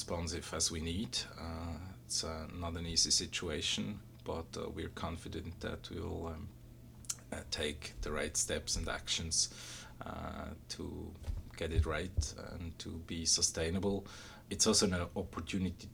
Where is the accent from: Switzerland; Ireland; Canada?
Switzerland; moved away as an adult; I was born and raised in Switzerland